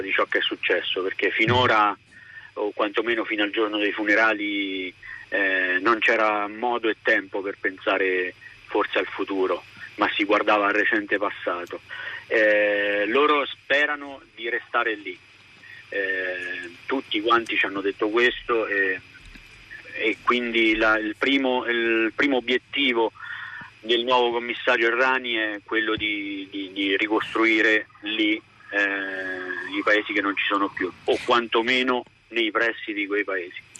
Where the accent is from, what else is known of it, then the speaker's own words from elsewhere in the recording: Rieti, Lazio, Italy; parlo da cittadino di questa comunità, perché io sono di Rieti